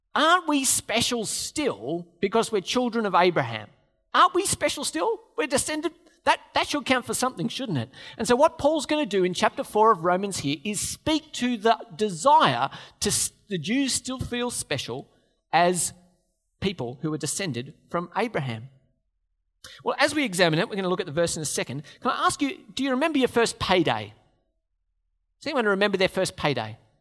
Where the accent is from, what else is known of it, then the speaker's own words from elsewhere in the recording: Australia; We're Australians